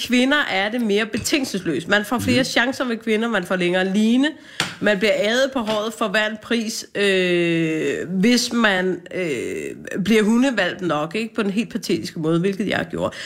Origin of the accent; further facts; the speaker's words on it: Hvidovre, Capital Region of Denmark, Denmark; jeg er fra Hvidovre